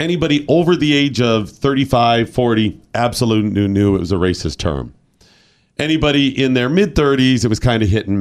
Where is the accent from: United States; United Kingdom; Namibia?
United States; Cleveland, Ohio; I'm from Cleveland